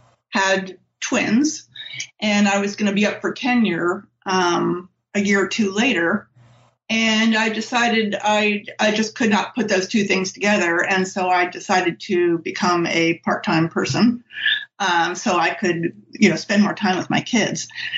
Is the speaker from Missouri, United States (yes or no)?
no; State College, Pennsylvania, United States; I'm from State College, Pennsylvania, and that's the town where Penn State is.